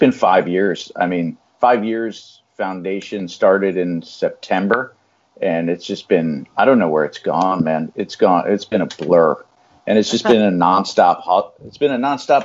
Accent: New Haven, Connecticut, United States; I was born here in New Haven, and most of my family's in this area.

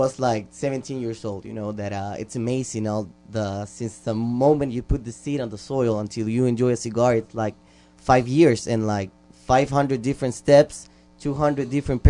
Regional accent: Nicaragua; also born or lived in Honduras; now in United States; I was born here, but I was raised in Nicaragua, and I grew up over there.

